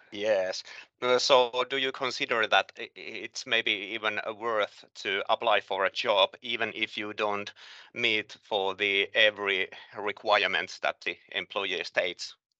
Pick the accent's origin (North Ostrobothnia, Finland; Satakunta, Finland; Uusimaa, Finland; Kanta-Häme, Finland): Kanta-Häme, Finland; Hämeenlinna; moved away as an adult; now in Mikkeli, Finland; I moved into Mikkeli in this year's August from my hometown Hämeenlin.